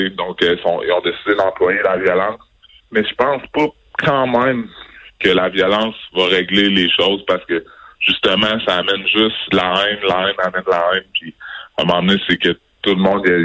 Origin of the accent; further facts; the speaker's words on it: Quebec City, Quebec, Canada; moi je suis québécois, je suis né ici à Québec, j'ai grandi à Québec.